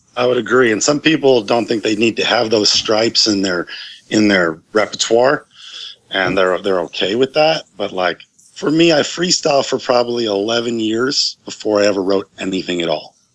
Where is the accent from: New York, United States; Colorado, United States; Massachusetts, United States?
New York, United States; Ithaca; back in my hometown in Ithaca, New York